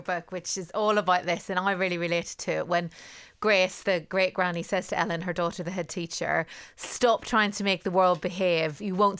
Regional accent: Northern Ireland, United Kingdom; growing up in Northern Ireland, quite a chaotic place at times.

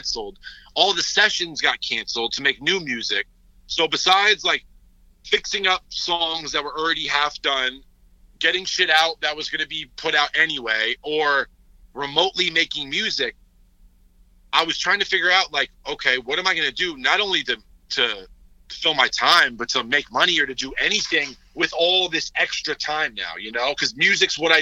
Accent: Connecticut, United States; I grew up in Connecticut.

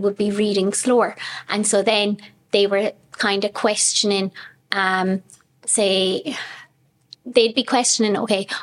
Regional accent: Youghal, Munster, Ireland; I'm from Yall.

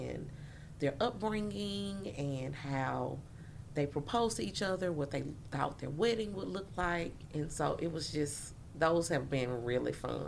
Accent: Jackson, Mississippi, United States; I grew up in Jackson

